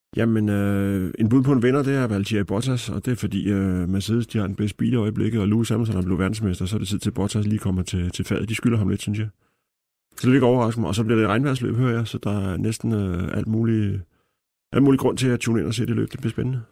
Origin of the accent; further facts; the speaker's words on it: Denmark; som dansker